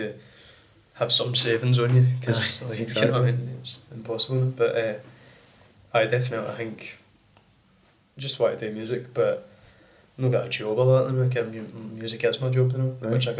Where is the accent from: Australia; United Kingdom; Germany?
United Kingdom; Bellshill, Scotland; born there; then I was born in Bellshill